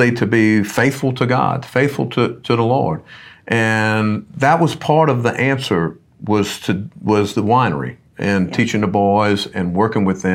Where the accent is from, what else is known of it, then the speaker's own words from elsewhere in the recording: Luling, Louisiana, United States; we're both from St. Charles Parish